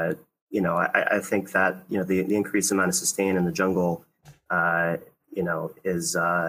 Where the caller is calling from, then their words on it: Newington, Connecticut, United States; I'm here from Newington, Connecticut.